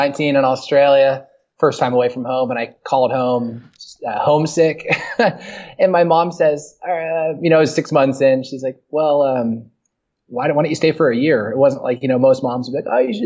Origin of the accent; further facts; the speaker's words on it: San Diego, California, United States; also born or lived in Pittsburgh, Pennsylvania; from San Diego, California. I moved there when I was 3, so I claim it as home. I was born in Pittsburgh